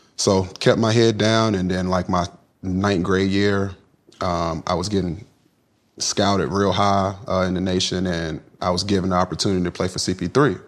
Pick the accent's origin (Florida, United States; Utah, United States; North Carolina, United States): North Carolina, United States; Kinston; I'm from Kinston